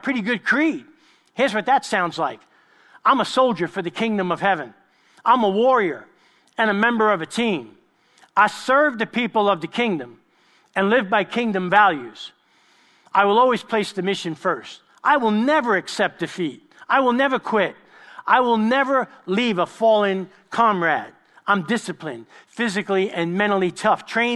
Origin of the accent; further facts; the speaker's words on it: New York, United States; I grew up with them in East Harlem in New York